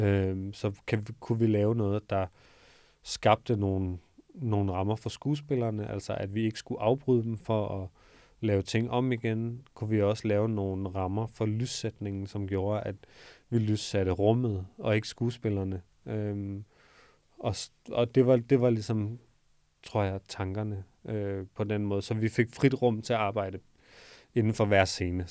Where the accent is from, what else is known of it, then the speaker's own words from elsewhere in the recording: Odense, Southern Denmark, Denmark; moved away as an adult; also born or lived in Copenhagen; så flyttede jeg fra Odense, hvor jeg født og opvokset, til København